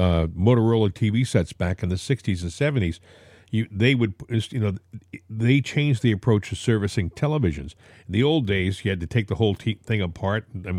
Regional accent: Northeast, United States; I grew up in the Northeast.

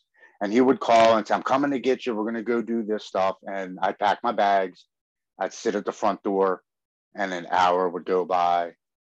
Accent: Baltimore, Maryland, United States; I'm born and raised in Baltimore, Maryland, here on the East Coast

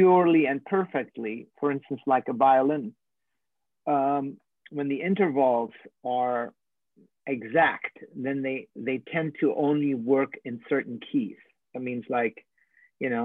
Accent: Hamburg, Germany; I was born in Hamburg and grew up there

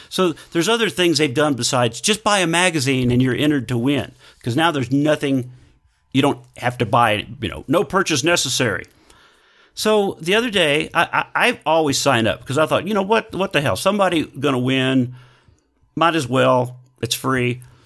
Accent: Texas, United States; growing up in Texas, eating Whataburger, loving Whataburger

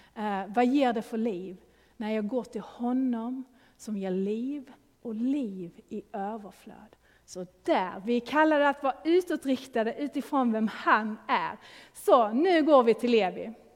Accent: Sweden; now in Gothenburg, Sweden; vi är ju svenskar, Eh, lever i en svensk kultur.

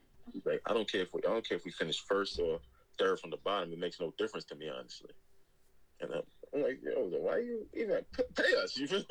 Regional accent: New York City, New York, United States; moved away as an adult; also born or lived in Netherlands; now in London, United Kingdom; And also, I'm from New York City

